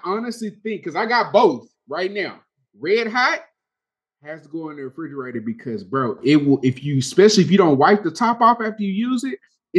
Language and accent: English; Texas, United States; I'm from Texas.